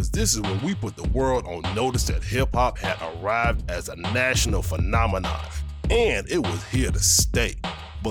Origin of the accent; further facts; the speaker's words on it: Midwest, United States; I'm from the Midwest